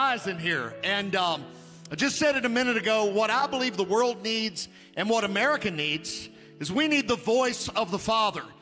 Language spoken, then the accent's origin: English; Webster County, Kentucky, United States; I was raised in Webster County, Kentucky